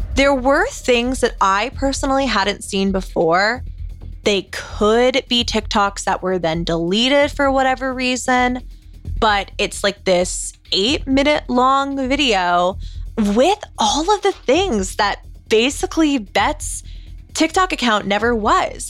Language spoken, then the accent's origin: English; the South, United States; I am from the South, yeehaw, and my parents always worked in a church growing up